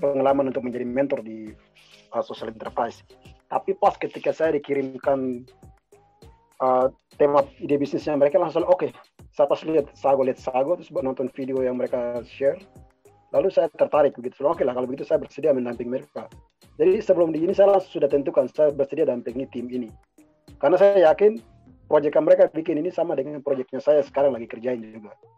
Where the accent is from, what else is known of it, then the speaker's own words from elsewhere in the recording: Papua, Indonesia; saya dari Papua juga